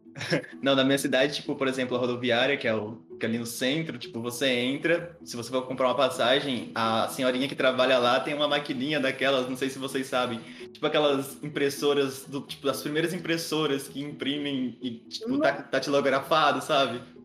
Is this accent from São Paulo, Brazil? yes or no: yes; Palestina, São Paulo, Brazil; now in Araraquara, Brazil; A minha cidade natal, vocês vão acreditar, mas é real. É Palestina